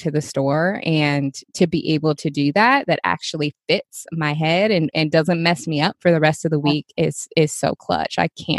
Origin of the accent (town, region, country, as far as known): Seattle, Washington, United States; born or raised there